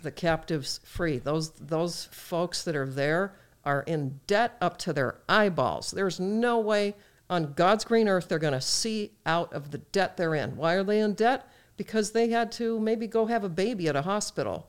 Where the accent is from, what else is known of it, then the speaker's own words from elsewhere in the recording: United States; as an American